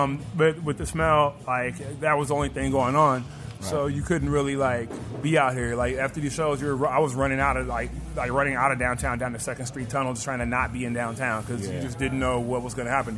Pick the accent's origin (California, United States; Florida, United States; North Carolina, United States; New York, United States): California, United States; Compton; also born or lived in Fox Hills, Los Angeles / Oxnard / Camarillo; I was born in Fox Hills. I was raised out in Compton and Linwood. You know, I moved to Oxnard to go to school. I moved to Camarillo.